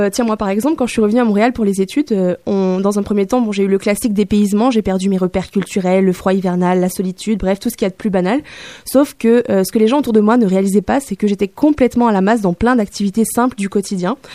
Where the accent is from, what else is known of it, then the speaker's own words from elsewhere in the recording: Guinea; moved away; also born or lived in Hanoi, Vietnam; J'ai grandi en Guinée-Conakry, mais après, il y avait la guerre au Sierra Leone et la frontière était envahie de rebelles, donc on a quitté pour Hanoï, c'est au Vietnam.